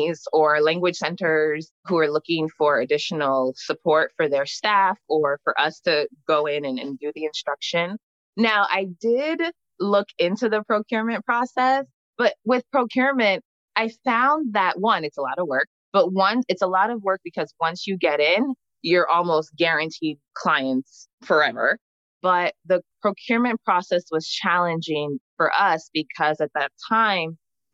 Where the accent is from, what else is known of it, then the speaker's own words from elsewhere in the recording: New Jersey, United States; also born or lived in Freetown, Sierra Leone; I was born in Freetown and my family immigrated to the U.S. when I was young because of the war. So I grew up in New Jersey.